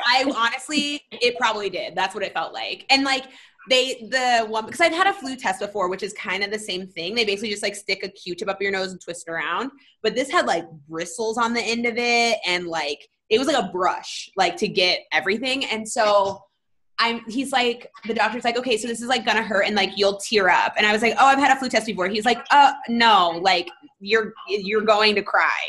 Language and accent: English; Florida, United States; now in Los Angeles, United States; I grew up in Florida for like a long time